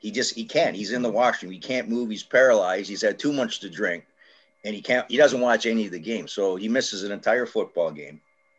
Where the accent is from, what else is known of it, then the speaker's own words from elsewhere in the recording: Canada; we're from Canada